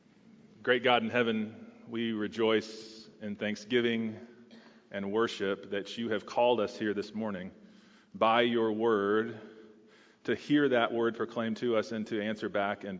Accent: Texas, United States; moved away as an adult; also born or lived in Houston, Texas; now in Charlottesville, United States; I'm from Texas

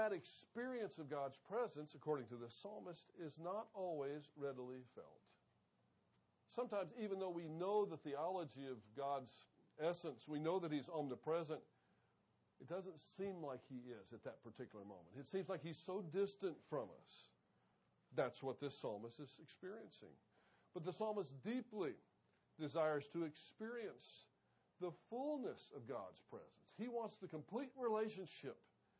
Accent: Wyoming, United States; I grew up in Wyoming. Loved the time that I spent there. Actually, my high school years in Wyoming. I think we moved 18 times before I was 16 or 16 times before I was 18.

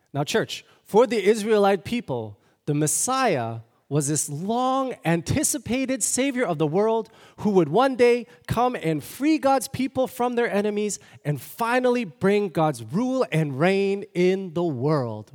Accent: Toronto, Ontario, Canada; moved away; I'm from Toronto, born and raised.

